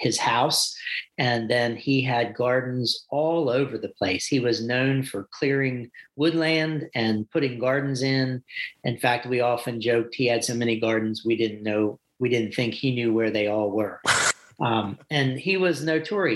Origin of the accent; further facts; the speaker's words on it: Talbot County, Maryland, United States; also born or lived in Salisbury, Maryland; I grew up in Talbot County, Maryland, on a large family farm